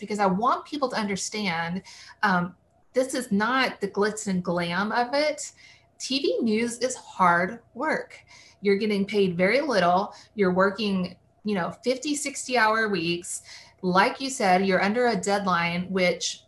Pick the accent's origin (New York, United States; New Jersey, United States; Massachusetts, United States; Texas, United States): Texas, United States; Waco; my first market was my hometown, Waco